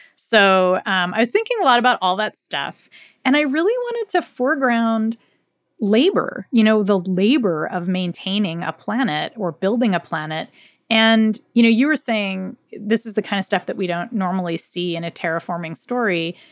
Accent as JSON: {"language": "English", "country": "United States", "tie": "born or raised there", "said": "I grew up in the United States"}